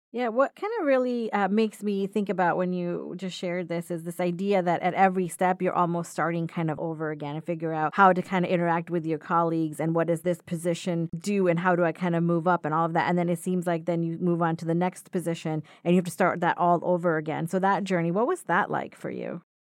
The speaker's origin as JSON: {"language": "English", "region": "Florida", "country": "United States", "moved": "yes", "said": "I come from Florida, so different type of trees down there"}